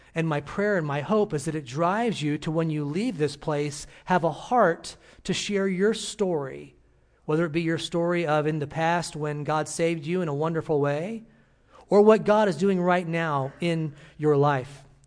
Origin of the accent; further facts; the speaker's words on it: Illinois, United States; moved away as an adult; I'm from Illinois, and, uh, grew up there